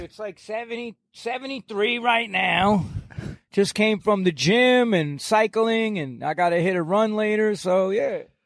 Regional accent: New York, United States; moved away as an adult; now in Florida, United States; I am a New Yorker

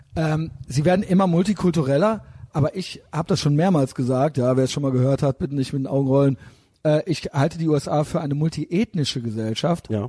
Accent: Koblenz, Rhineland-Palatinate, Germany; moved away; ich bin aus Koblenz, ja. ja da okay. bin ich ja als kleines Kind schon ans Hochwasser gegangen

